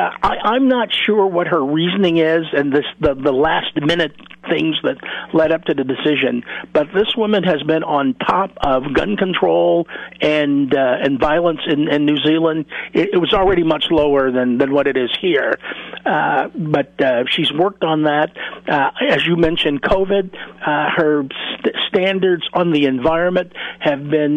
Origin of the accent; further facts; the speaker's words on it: Chicago, Illinois, United States; I grew up in Chicago